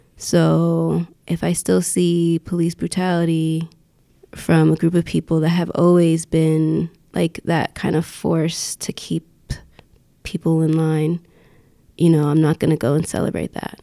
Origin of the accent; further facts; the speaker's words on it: Yonkers, New York, United States; my hometown of Yonkers